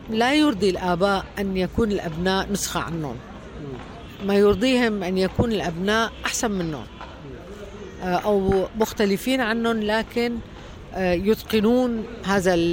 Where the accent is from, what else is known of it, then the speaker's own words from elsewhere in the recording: Latakia, Latakia Governorate, Syria; moved away as an adult; also born or lived in Damascus; انا من من سوريا من مدينه اللاذقيه آه مدينه ساحليه تشبه الى حد بعيد مدينه الاسكندريه